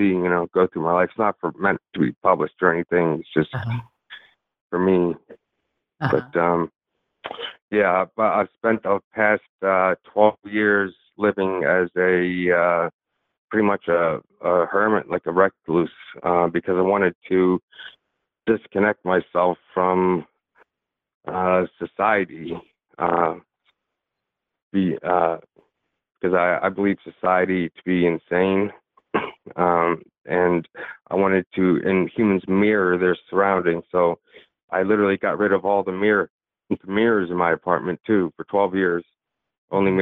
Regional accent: York, Pennsylvania, United States; I was born and raised in York, Pennsylvania

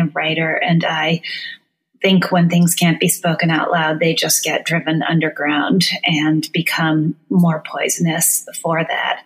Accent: northern Minnesota, United States; now in Chicago, United States; I grew up in a mining town in northern Minnesota

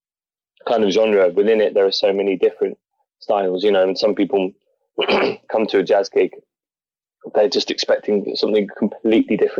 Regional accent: Norwich, East of England, United Kingdom; I grew up in Norwich

